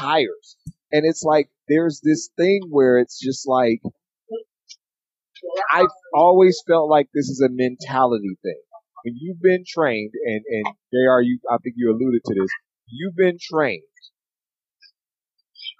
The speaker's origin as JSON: {"language": "English", "town": "Oakland", "region": "California", "country": "United States", "tie": "born or raised there", "said": "Growing up in Oakland"}